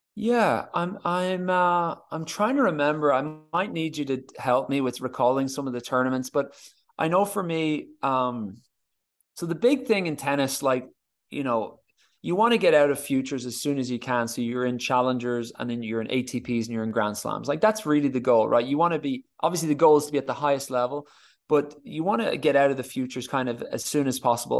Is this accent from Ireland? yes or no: yes; Ireland; as Irish tennis players